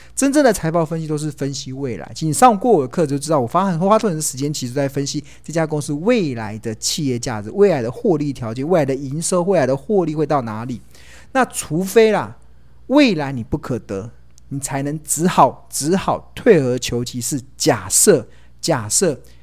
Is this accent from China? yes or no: no; Taiwan; also born or lived in United Kingdom; 我从英国念书回来的时候已经三十岁，那时候我回到台湾的时候